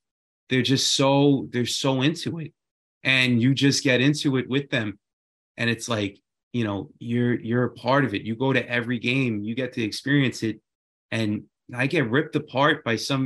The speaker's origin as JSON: {"language": "English", "town": "New York City", "region": "New York", "country": "United States", "tie": "born or raised there", "said": "I'm from Queens, New York"}